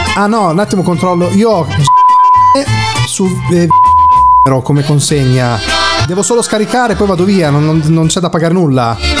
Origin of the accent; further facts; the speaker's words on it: Emilia-Romagna, Italy; also born or lived in Cesena; io sono romagnolo, quindi vivo vivo in Emilia Romagna, eh, a Cesena nel, nello specifico